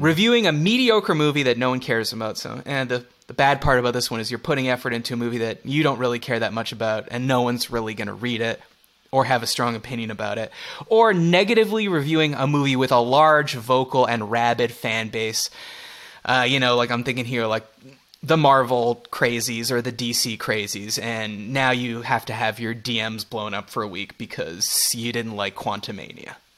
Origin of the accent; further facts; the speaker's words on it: Canada; We're both Canadian